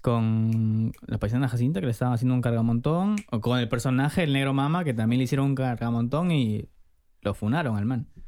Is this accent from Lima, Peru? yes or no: no; Trujillo, La Libertad, Peru; Yo evidentemente soy de Trujillo